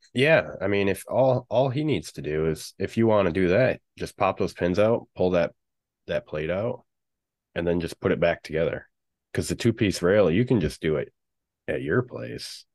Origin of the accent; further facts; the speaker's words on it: Michigan, United States; I'm from Michigan